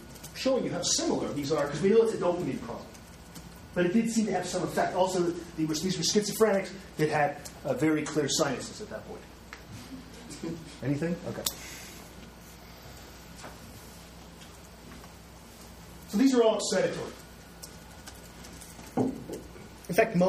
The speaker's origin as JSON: {"language": "English", "country": "Canada", "said": "I tend to go back and forth because I'm Canadian"}